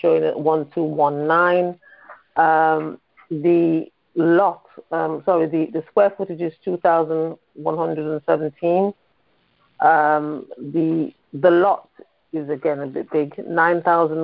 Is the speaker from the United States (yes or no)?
no; United Kingdom; From the U.K.